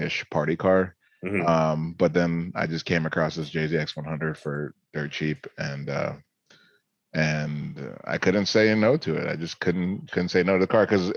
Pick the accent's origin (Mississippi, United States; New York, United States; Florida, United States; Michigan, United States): Florida, United States; Orlando; moved away; I'm from Orlando, Florida, born and raised. I lived there for most of my life